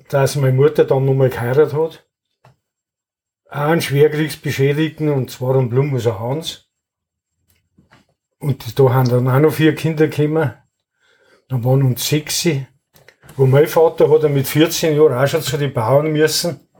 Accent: Wartenberg, Bavaria, Germany; born there; Geboren bin ich in Wartenberg im alten Hauselhaus.

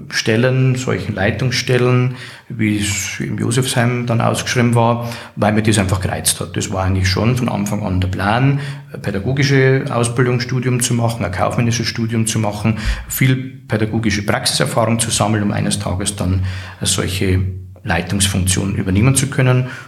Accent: Regensburg, Bavaria, Germany; Ich bin geboren in Regensburg, geboren und ja, aufgewachsen

